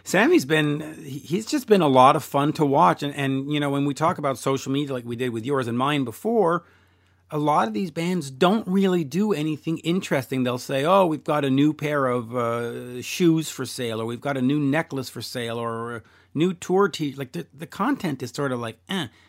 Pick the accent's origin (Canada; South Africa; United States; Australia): Canada; I'm Canadian